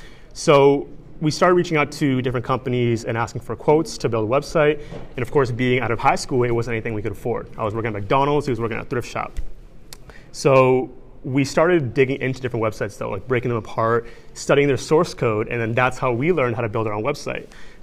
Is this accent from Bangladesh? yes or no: yes; Bangladesh; he's from Pakistan, I'm from Bangladesh, South Asia. We wanted to pull on our backgrounds and cultures from those countries and mix it with Western streetwear.